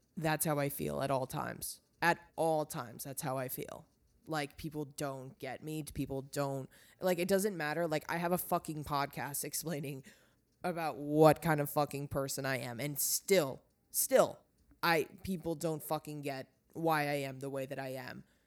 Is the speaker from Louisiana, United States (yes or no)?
no; Long Island, New York, United States; moved away; I'm never coming back to Long Island